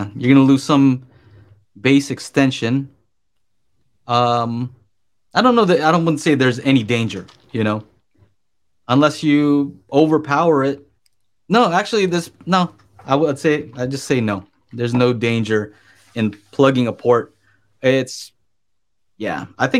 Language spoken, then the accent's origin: English; Burbank, California, United States; I grew up kind of in the Burbank area, right? Where you see like movie stars here and there.